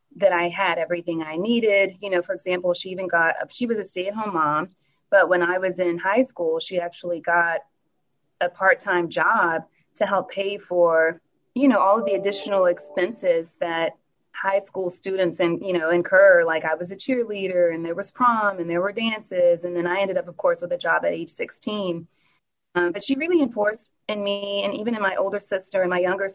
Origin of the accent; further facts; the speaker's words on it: New Orleans, Louisiana, United States; now in Dallas, United States; I am from New Orleans, born and raised